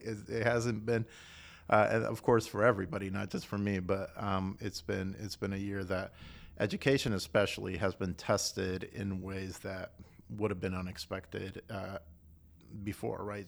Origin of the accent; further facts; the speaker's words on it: Costa Rica; moved away as an adult; also born or lived in South Carolina, United States / Austin, Texas, United States; now in Chattanooga, United States; I was born in Costa Rica